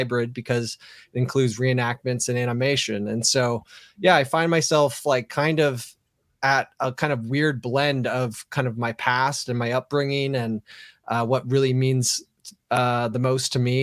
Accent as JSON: {"language": "English", "town": "Redwood City", "region": "California", "country": "United States", "also_born_or_lived": "San Francisco", "said": "I'm from Redwood City, California, which is small suburbs of the peninsula of the Bay Area"}